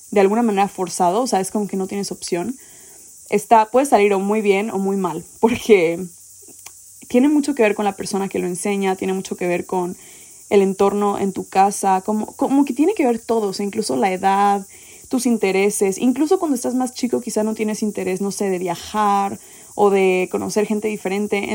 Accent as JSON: {"language": "Spanish", "region": "Mexico City", "country": "Mexico", "tie": "born or raised there", "said": "yo crecí en México, en Ciudad de México, y me moví mucho por el país."}